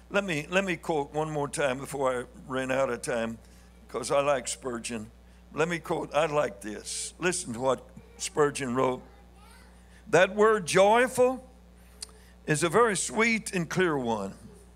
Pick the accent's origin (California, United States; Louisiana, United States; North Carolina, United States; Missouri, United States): Missouri, United States; but here I am from Missouri, and I want to be understood some